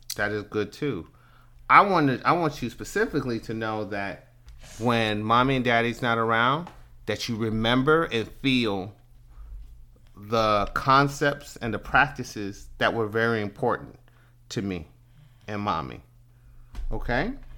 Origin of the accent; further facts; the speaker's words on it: Prince George's County, Maryland, United States; also born or lived in Washington, D.C. / Atlanta; I was born in Washington, D C, and grew up in Prince George's County